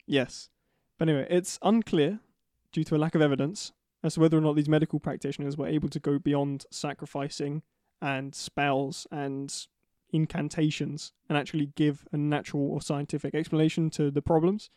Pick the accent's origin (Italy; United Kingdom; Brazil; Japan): United Kingdom